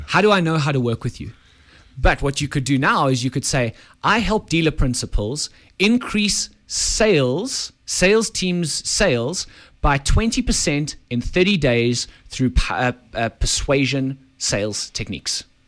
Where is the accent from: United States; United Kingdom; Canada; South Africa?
South Africa; We are South African